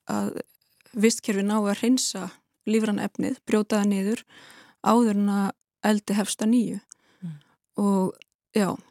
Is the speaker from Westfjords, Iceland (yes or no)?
yes; Westfjords, Iceland; svo er ég alin upp í Nýfstall og þannig ég þekki vel til fjörðana sko